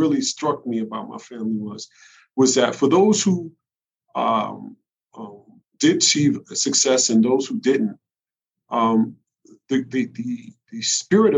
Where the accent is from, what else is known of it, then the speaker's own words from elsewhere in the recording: New York City, New York, United States; growing up in the Bronx